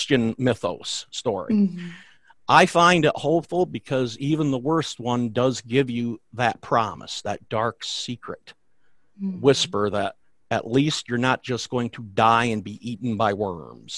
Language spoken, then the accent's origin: English; the Catskills, New York, United States; I grew up near the Catskills, where I still live